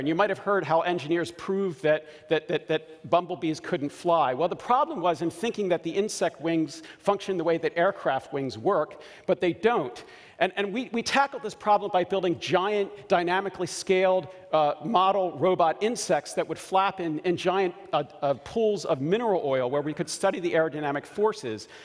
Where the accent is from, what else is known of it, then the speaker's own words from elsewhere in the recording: Baltimore, Maryland, United States; I grew up in Baltimore and I chew crabs very, very well